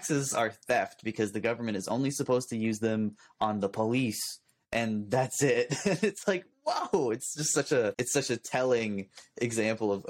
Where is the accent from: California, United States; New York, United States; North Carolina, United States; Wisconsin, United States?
California, United States; as a Californian, that's one of our superpowers. Is we speak really quickly. It's just kind of part of our accent